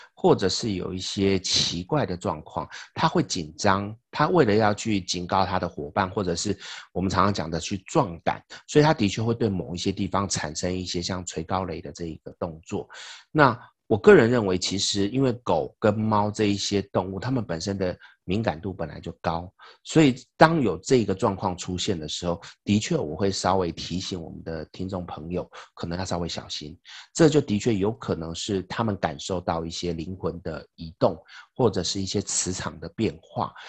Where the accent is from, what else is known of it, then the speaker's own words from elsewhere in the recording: Taiwan; 我们台湾人